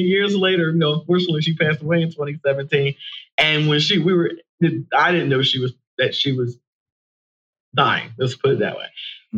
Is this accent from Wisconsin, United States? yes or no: no; Horsham, Pennsylvania, United States; born or raised there; also born or lived in Philadelphia, Pennsylvania